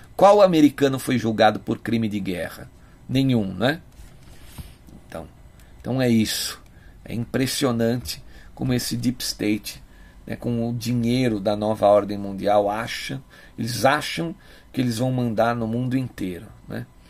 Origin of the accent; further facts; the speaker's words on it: Brazil; nós que somos brasileiros